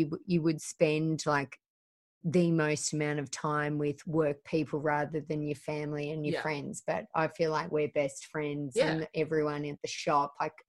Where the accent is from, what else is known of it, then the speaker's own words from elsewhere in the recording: Penrith, New South Wales, Australia; We just live in Weston. We're just from Penrith.